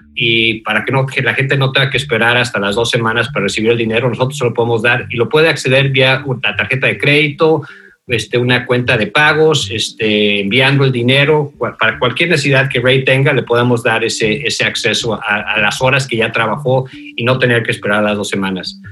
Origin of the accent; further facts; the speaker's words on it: Mexico City, Mexico; moved away as an adult; also born or lived in Denver, Colorado / Virginia; now in United States; Yo nací en, la Ciudad de México, me crié en México, este, como decimos en la Ciudad de México, Chilangos